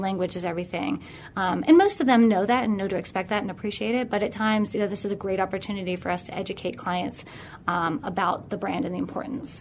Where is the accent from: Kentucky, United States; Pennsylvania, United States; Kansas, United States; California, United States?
Pennsylvania, United States; Pittsburgh; also born or lived in New York City; born and raised in Pittsburgh.